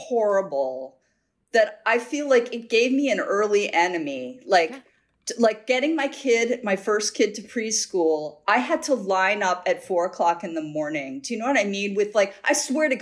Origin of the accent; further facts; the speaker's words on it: Midwest, United States; now in New York City, United States; I grew up in the Midwest